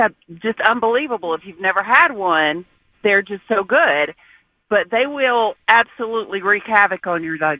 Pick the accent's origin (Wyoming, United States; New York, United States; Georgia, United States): Georgia, United States; South; I grew up in South Georgia